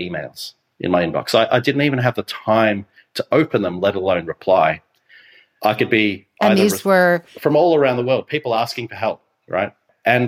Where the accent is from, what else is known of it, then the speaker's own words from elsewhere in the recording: Phillip Island, Victoria, Australia; I was so blessed to be raised on this beautiful island with this beautiful community.